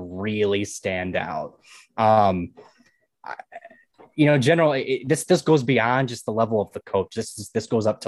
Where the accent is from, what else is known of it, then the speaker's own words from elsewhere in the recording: Grand Rapids, Michigan, United States; I'm from Grand Rapids